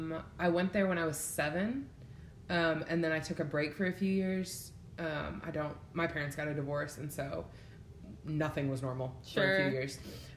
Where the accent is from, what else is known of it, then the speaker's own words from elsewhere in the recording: Syracuse, New York, United States; moved away as an adult; now in Arkansas, United States; No, I'm from Syracuse, which is upstate.